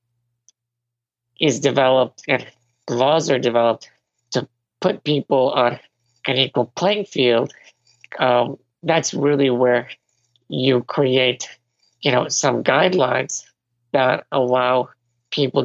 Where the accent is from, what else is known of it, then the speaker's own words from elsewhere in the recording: Venezuela; I was born in Venezuela